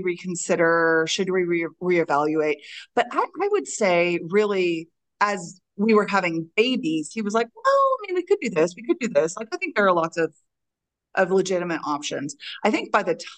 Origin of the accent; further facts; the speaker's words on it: Texas, United States; I'm from Texas. I still live in Texas